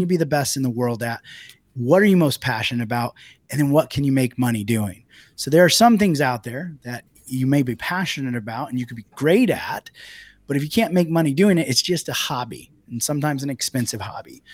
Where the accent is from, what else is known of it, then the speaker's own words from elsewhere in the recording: United States; moved away as an adult; also born or lived in Italy; as an American when I first moved to Italy and had a business there.